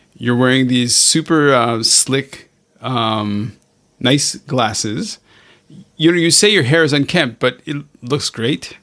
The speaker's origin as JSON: {"language": "English", "town": "Montreal", "region": "Quebec", "country": "Canada", "tie": "born or raised there", "moved": "yes", "lives_now": "Hong Kong", "said": "I'm originally, okay, I grew up in Montreal, Canada"}